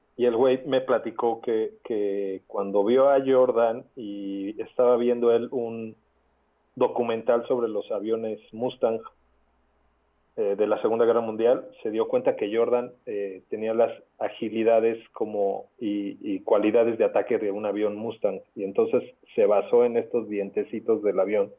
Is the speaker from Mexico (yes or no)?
yes; Mexico; Soy pues, un mexicano